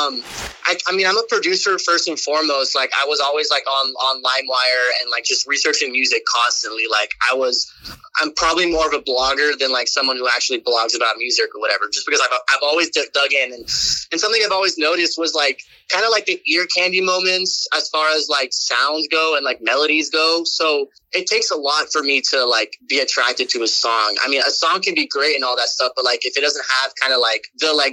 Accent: Houston, Texas, United States; moved away as an adult; also born or lived in Austin, Texas; now in Los Angeles, United States; we happen to be in Houston, my hometown

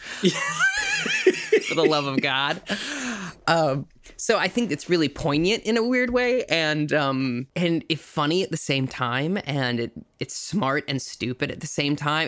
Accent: South Dakota, United States; I grew up in South Dakota

